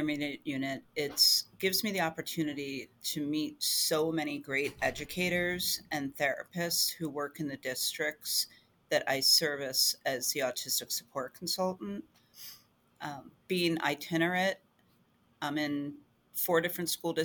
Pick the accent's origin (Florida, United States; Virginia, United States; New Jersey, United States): New Jersey, United States; moved away as an adult; now in Pennsylvania, United States; So I grew up in New Jersey. I'm originally a Jersey girl